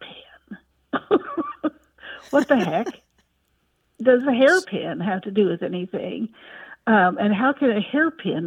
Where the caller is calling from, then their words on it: Wichita, Kansas, United States; I'm calling from Wichita, Kansas